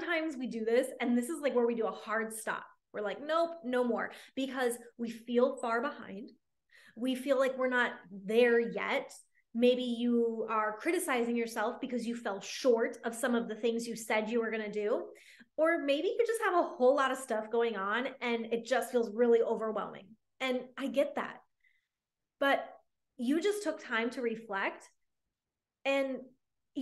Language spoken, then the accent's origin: English; Michigan, United States; now in Dallas, United States; I live here in Dallas, and my family, I grew up in Michigan.